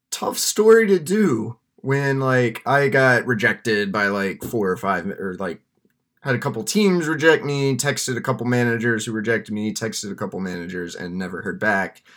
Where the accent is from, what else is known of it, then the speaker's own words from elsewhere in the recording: Texas, United States; now in Michigan, United States; Growing up in Texas